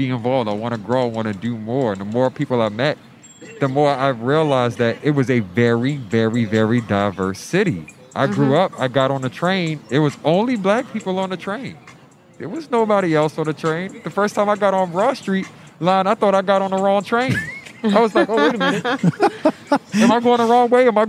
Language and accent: English; Baltimore, Maryland, United States; moved away as an adult; now in Philadelphia, United States; I grew up in Baltimore, so I was born and raised there for 18 years before I got here